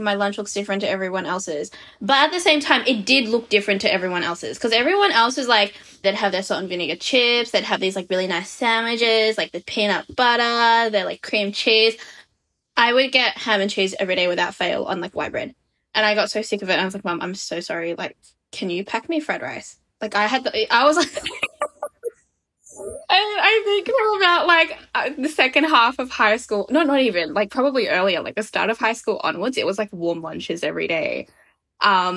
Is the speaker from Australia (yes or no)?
yes; Australia; also born or lived in Berlin; I grew up in Australia, I'm Australian.